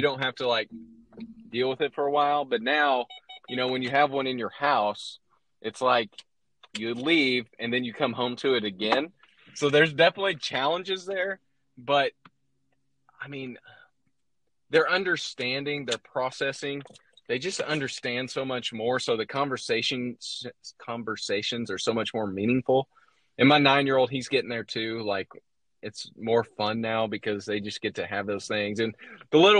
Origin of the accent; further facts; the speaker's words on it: Indianapolis, Indiana, United States; I was a Pacers fan growing up in Indianapolis